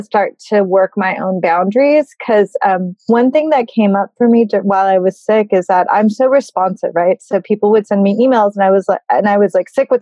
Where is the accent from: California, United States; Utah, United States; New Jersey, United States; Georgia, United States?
California, United States; Burbank; moved away as an adult; also born or lived in Berkeley / Bay Area; now in New York, United States; I grew up in Burbank and I went to school at Berkeley and I lived in the Bay Area and then I moved to New York. So I've been here since 2003